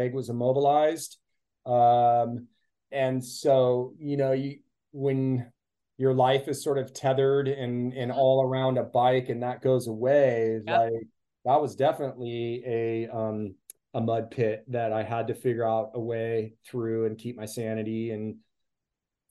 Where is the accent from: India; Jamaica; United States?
United States; Petaluma, California; here in my hometown of Petaluma